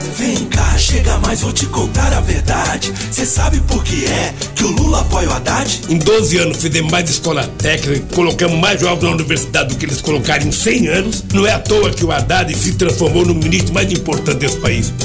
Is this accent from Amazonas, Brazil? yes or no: no; São Paulo, Brazil; nasci em São Paulo.